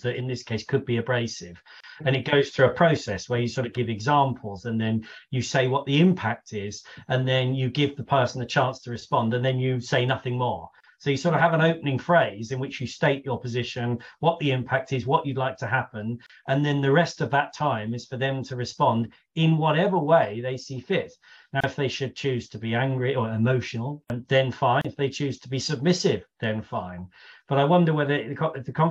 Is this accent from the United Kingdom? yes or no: yes; United Kingdom; I'm British